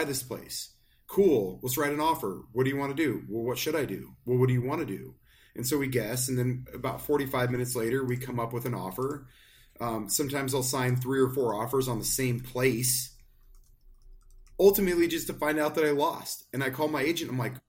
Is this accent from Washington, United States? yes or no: yes; Spokane, Washington, United States; my hometown of Spokane